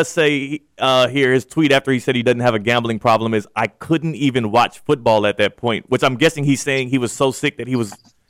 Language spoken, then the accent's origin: English; the South, United States; I'm from the South, man. I know these things.